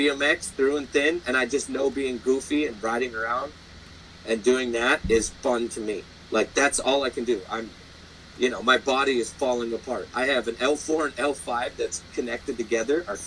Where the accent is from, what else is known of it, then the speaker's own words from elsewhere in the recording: Great Falls, Montana, United States; I'm from Great Falls, Montana.